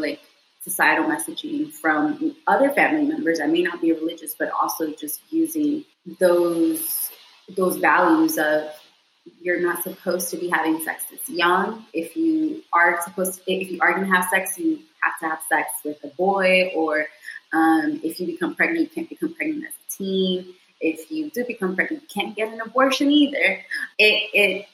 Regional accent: Houston, Texas, United States; I was raised in Southwest Houston

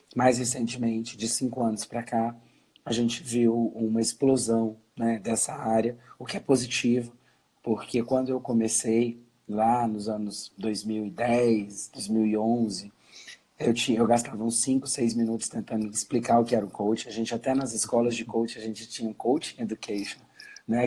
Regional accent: Brasília, Federal District, Brazil; sou brasiliense, estou falando aqui

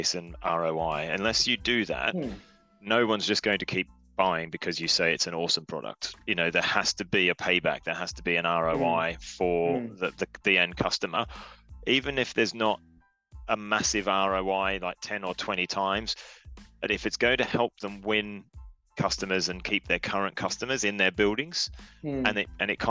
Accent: Australia; now in United Kingdom; I'm Australian, so I'll answer it as an Australian living in the UK

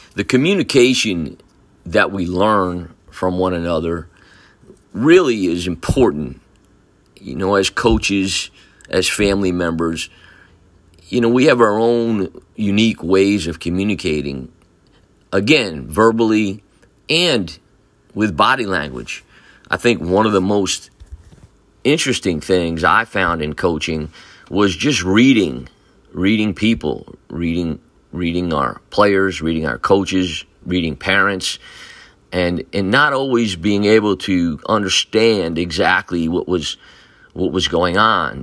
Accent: Newburgh, New York, United States; I was born in Newburgh, New York, in Saint Luke's Hospital. Like many of you, um, we grew up in the city of Newburgh.

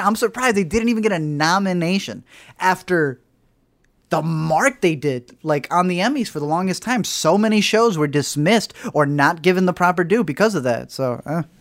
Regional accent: United States; obviously we're very American

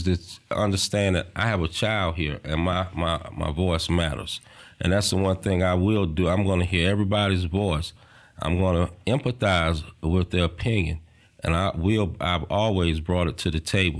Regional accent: the South, United States; accent: Southern; my Southern accent

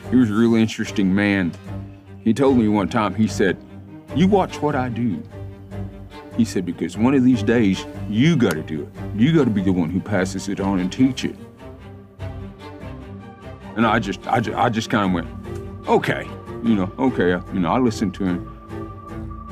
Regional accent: Tahlequah, Oklahoma, United States; also born or lived in Sparrow Hawk Mountain; I grew up here in Tahlequah. I was actually born just west of here on a place called Stick Ross Mountain.

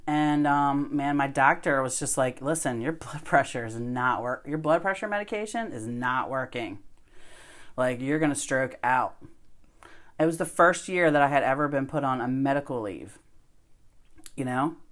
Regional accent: West Ocean City, Maryland, United States; I grew up in West Ocean City

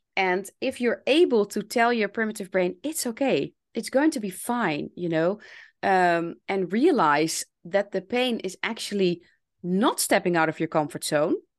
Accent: Netherlands; accent: Dutch; English is a second language; I'm someone from the Netherlands. Yes. I'm Dutch. So you can hear that I'm Dutch.

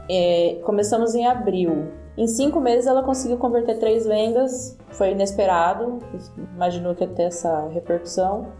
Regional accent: interior of São Paulo, Brazil; moved away as an adult; now in Portugal; eu vim do interior de São Paulo, então eu morei 27 anos numa cidadezinha de 100 mil habitantes

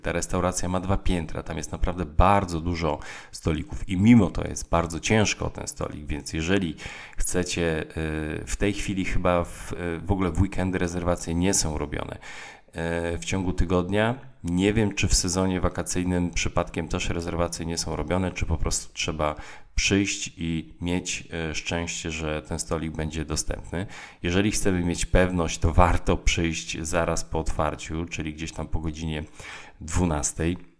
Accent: Tricity area, Pomeranian Voivodeship, Poland; ja jestem z okolic e, Trójmiasta

